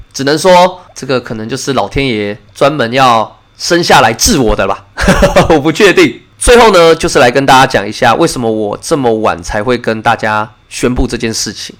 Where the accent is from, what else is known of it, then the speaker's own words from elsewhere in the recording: Taipei, Taiwan; now in New Taipei, Taiwan; 是一个土生土长、道地的天龙人，就是我以身为台北人自豪。虽然我住在新北市，但是我的户籍在台北市，我的身份证开头是 A 开头的